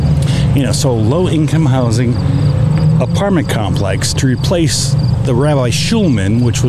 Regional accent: Granger, Indiana, United States; I grew up in Granger when they were building everything.

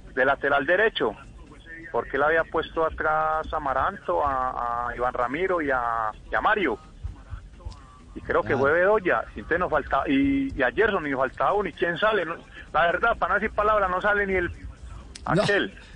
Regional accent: Colombia; yo soy muy colombiano

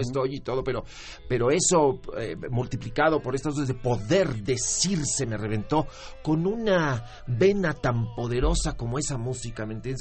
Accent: Mexico City, Mexico; moved away as an adult; also born or lived in Tijuana / San Diego; vivimos en la Ciudad de México

